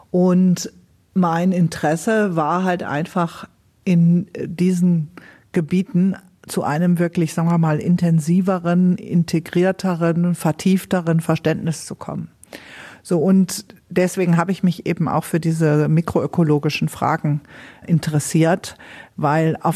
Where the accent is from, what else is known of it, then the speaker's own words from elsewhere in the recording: North Rhine-Westphalia, Germany; Meine Heimat ist der Niederrhein. Aber ich empfinde es als unwahrscheinlich bereichernd, dass Deutschland diese dezentralen Kulturen hat.